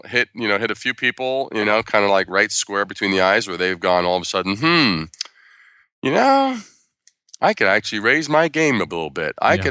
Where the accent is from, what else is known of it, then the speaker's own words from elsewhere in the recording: Brooklyn, New York, United States; born there; I was born in Brooklyn at a very young age.